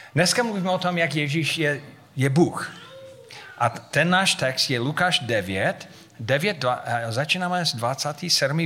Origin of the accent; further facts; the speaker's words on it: United States; Czech is a second language; moved away as an adult; now in Havířov, Czech Republic; Já jsem říkal, z Ameriky